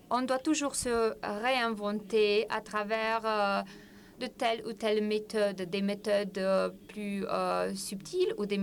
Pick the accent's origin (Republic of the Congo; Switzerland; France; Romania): Romania; Bucharest; Euh, et c'est peut-être à cause de mon enfance. Euh, j'ai passé mon enfance à Bucarest.